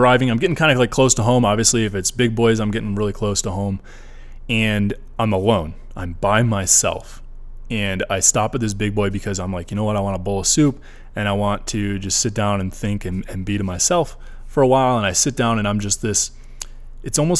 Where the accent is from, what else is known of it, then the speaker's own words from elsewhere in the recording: Michigan, United States; moved away as an adult; I'm from Michigan